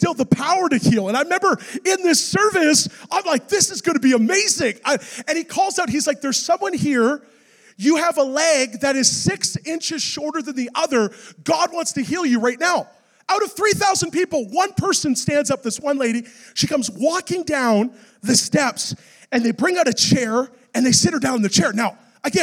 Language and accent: English; Vancouver, British Columbia, Canada; I'm from Vancouver